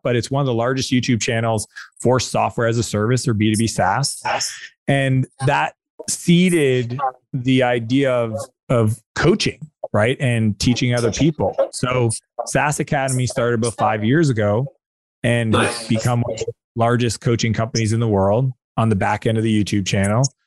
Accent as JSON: {"language": "English", "country": "Canada", "said": "I'm Canadian"}